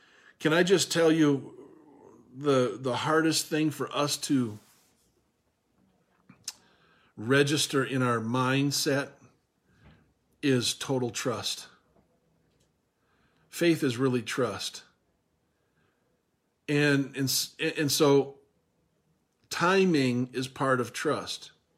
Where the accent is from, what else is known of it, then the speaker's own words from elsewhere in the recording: Minnesota, United States; And now, where I was raised in Minnesota here, and the way my dad taught me to swim is probably not the way that I taught Owen to swim